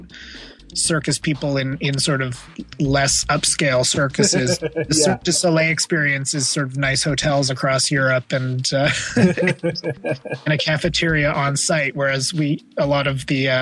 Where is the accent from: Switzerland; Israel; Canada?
Canada; Ottawa, Ontario; moved away as an adult; also born or lived in California / Montreal; now in New York, United States; I grew up in Ottawa until I went off to university, and then went to university in Montreal.